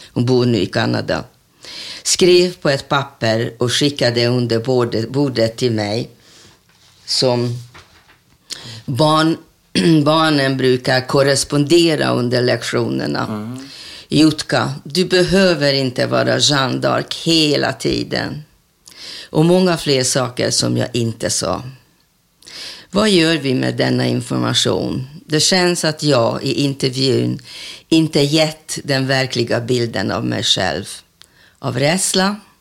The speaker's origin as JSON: {"language": "Swedish", "region": "Budapest", "country": "Hungary", "tie": "born or raised there", "second_language": "Swedish", "moved": "as an adult", "lives_now": "Sweden", "said": "nästa gata heter Raoul Wallenberg gata där jag är uppvuxen mm -hmm. i Budapest."}